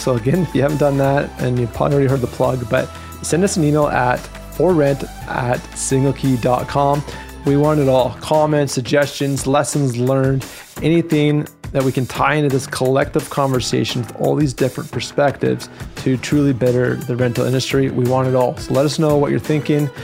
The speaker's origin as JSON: {"language": "English", "region": "Alberta", "country": "Canada", "tie": "born or raised there", "said": "I, am born and raised in Alberta. I haven't left yet."}